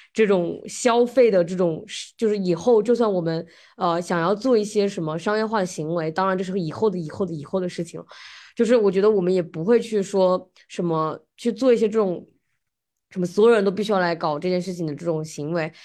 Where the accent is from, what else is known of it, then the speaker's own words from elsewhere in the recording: China; now in United States; 我们中国人